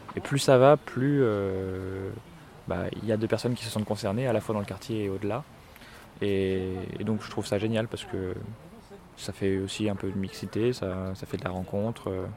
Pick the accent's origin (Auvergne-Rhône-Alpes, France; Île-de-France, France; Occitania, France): Auvergne-Rhône-Alpes, France; Grenoble; Moi, je suis grenoblois